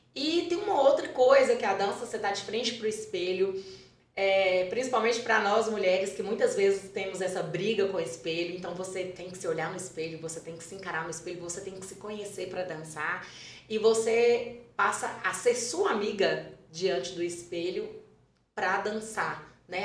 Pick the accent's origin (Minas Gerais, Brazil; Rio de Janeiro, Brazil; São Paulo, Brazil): Minas Gerais, Brazil; Carlos Chagas; eu sou natural de Carlos Chagas, né, que é a cidade aqui pertinho